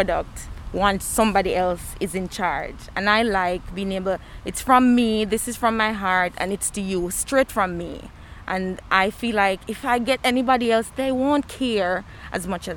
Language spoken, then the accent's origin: English; Jamaica; now in Bloomington, United States; As a Jamaican being in Indiana